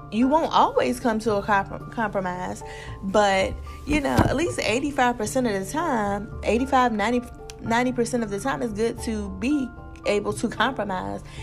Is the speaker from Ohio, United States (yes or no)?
no; Virginia, United States; I am from Virginia